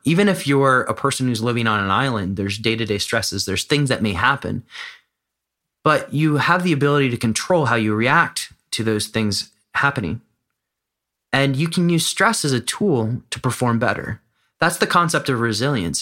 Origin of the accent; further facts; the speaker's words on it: United States; moved away as an adult; now in Amsterdam, Netherlands; I live in Amsterdam. I'm American